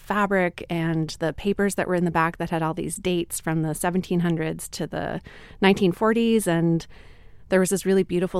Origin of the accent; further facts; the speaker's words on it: Northern United States, United States; which growing up in the North, I really hadn't realized before.